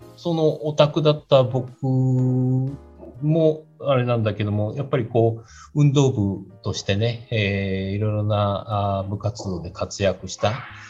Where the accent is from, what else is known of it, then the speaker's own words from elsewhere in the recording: Chiba, Japan; 家が、今もそうなんですけど、千葉なもんだから